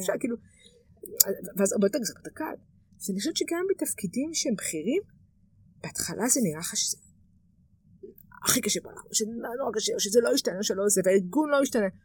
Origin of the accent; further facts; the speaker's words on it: Israel; גדלתי במושב